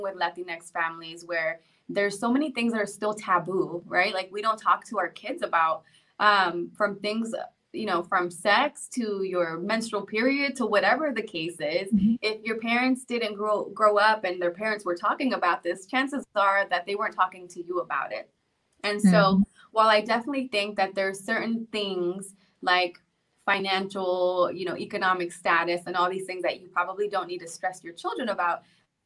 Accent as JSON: {"language": "English", "town": "Los Angeles", "region": "California", "country": "United States", "tie": "born or raised there", "first_language": "Spanish", "second_language": "English", "moved": "yes", "said": "Spanish was my first language. I was in ESL classes when I lived"}